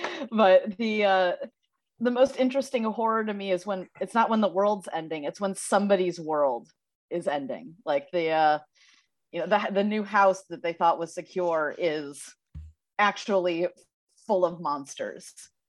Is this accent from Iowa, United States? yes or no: no; St. Louis, Missouri, United States; now in Los Angeles, United States; It's set in St. Louis, which is my hometown. And most people, like living in LA now, 30, unmarried, still dating, that's the norm.